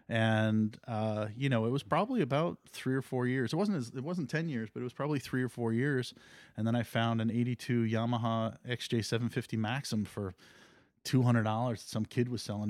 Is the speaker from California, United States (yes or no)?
no; Canaan, New Hampshire, United States; I grew up in Canaan, New Hampshire